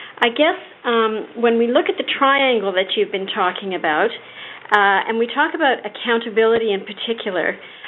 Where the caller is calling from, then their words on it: Toronto, Ontario, Canada; Hello. I'm calling from St. Michael's Hospital in Toronto, Ontario, Canada.